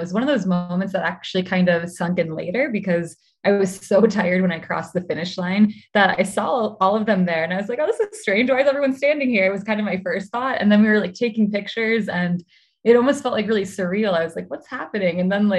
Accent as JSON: {"language": "English", "region": "Midwest", "country": "United States", "tie": "born or raised there", "also_born_or_lived": "Milwaukee, United States", "said": "Yeah, so I was born in Milwaukee and grew up a bit all over the Midwest."}